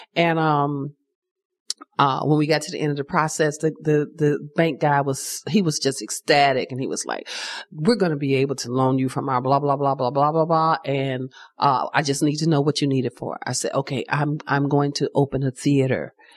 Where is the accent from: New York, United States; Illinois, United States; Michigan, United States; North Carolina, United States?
Illinois, United States; Chicago; I grew up in Chicago in the Cabrini Green projects